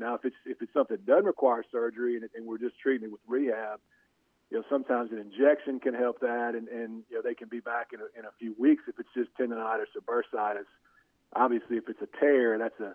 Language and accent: English; Monroe, Louisiana, United States; I was from Monroe